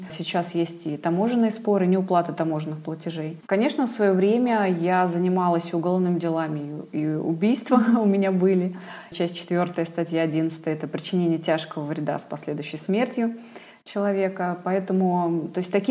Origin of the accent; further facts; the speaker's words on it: Vladimir, Vladimir Oblast, Russia; Я тоже из Владимира.